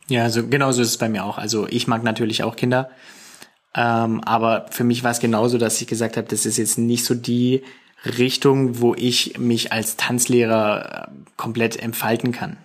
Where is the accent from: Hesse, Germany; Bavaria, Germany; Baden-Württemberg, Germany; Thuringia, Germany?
Baden-Württemberg, Germany; Singen; bei uns in Singen